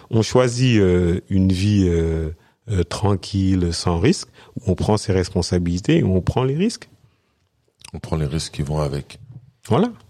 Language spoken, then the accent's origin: French; Senegal; born there; je suis né au Sénégal, donc j'avais aucune appréhension à retourner, même si j'ai passé la majeure partie de ma vie ici.